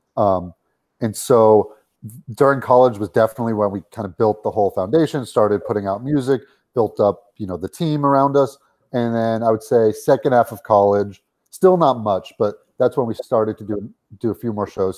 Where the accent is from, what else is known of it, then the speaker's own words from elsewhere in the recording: Los Angeles, California, United States; we grew up in Los Angeles